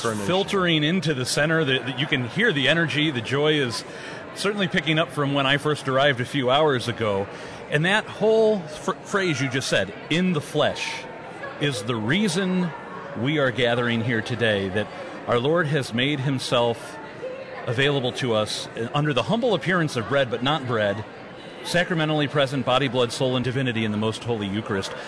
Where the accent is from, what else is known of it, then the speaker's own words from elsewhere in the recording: St. Louis, Missouri, United States; my hometown of St. Louis